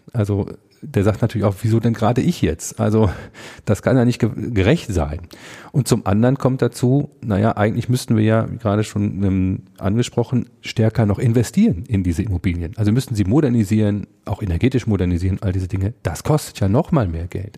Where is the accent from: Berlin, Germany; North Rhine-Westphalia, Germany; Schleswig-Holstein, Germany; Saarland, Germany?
North Rhine-Westphalia, Germany; Münsterland; now in Ruhr area, Germany; ich komme ja gebürtig aus dem Münsterland, bin also zugereister